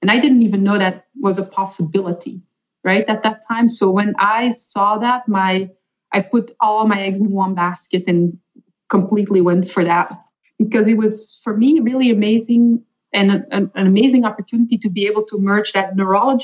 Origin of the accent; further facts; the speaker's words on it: Belgium; first language Dutch; English is a second language; moved away as an adult; I was born and raised for the most part in Belgium. So I speak Dutch at home or Flemish